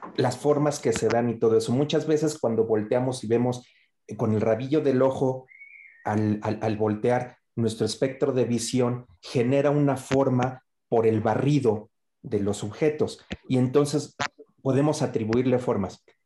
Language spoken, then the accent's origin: Spanish; Mexico; esta parte de nuestro folclore como, mexicano